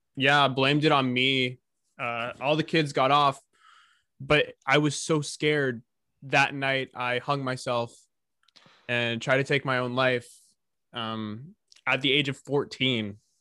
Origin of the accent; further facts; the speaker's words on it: California, United States; I was born in California